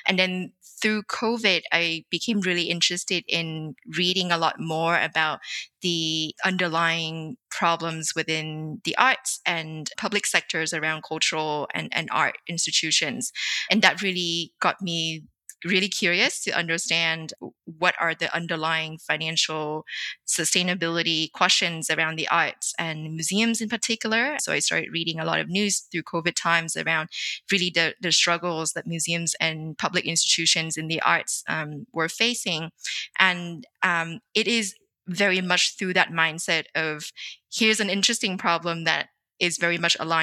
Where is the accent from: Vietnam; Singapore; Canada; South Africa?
Vietnam; I grew up in Vietnam in the 90s